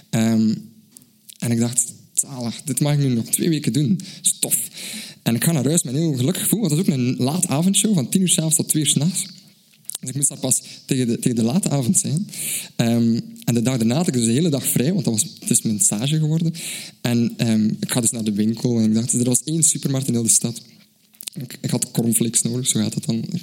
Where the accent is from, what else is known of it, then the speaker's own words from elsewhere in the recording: Belgium; uit België.